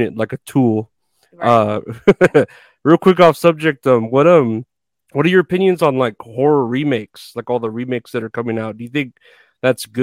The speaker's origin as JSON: {"language": "English", "region": "Texas", "country": "United States", "said": "I'm from Texas"}